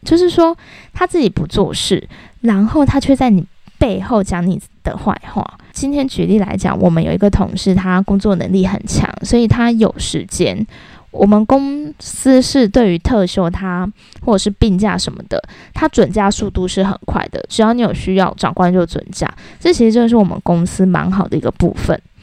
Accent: Taiwan; 我觉得我们台湾人真的。要变更一个思想

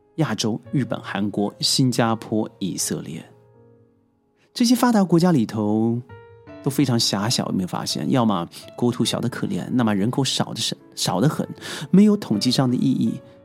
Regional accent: China; 看看我们中国

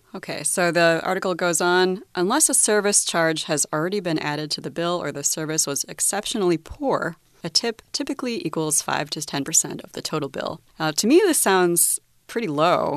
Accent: United States; as an American

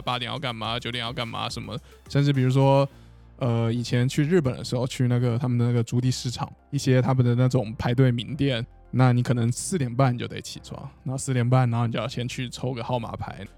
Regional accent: Taiwan; 因为我在台湾长大就不会觉得看海是一件非常难或很了不起的事情

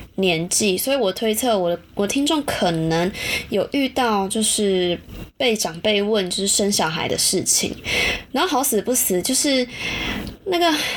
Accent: Taichung, Taiwan; moved away as an adult; 我从小到大是在，就是基本上就一中长大的一中人啦， 虽然我不是读一中， 就是普通， 普通的市区高中

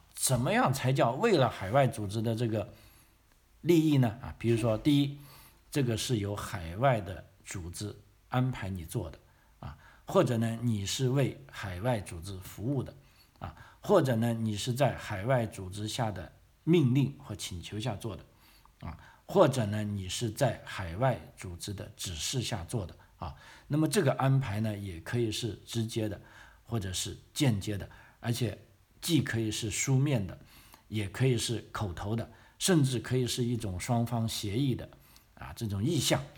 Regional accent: China; now in Australia; 咱们，啊，来自这个中国大陆的学生

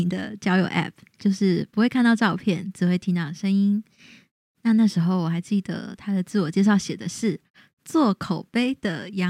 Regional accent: Taiwan; accent: Taiwanese Mandarin; 我刚好像有点台湾国语。

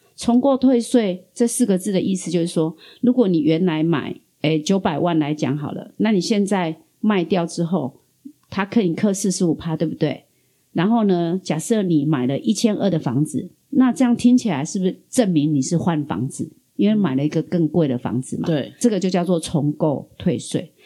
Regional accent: southern Taiwan, Taiwan; 我们南部人的乐天

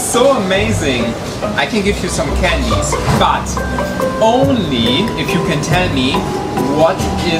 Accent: Germany; now in Taiwan; I'm from Germany

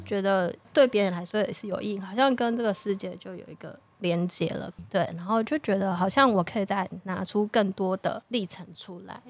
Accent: Taiwan; 他就代表我们台湾人，嗯，代表我自己

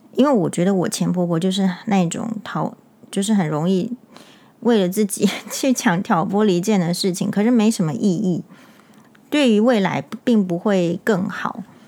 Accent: Taiwan; 我们台湾人一定有很多的职业

